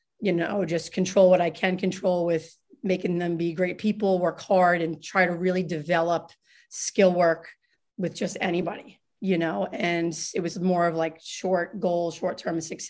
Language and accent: English; Farmingdale, New York, United States; born and raised Long Island, New York. I was from Farmingdale